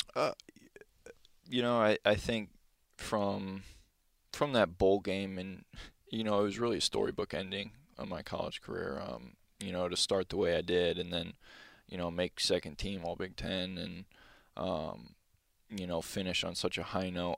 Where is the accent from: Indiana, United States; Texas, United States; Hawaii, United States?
Indiana, United States; Valparaiso; moved away; growing up in Valpo